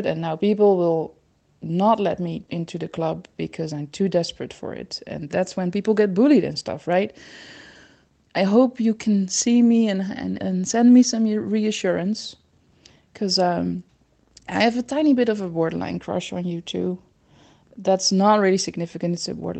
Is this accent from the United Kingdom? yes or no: no; Netherlands; accent: Dutch; English is a second language; my Dutch accent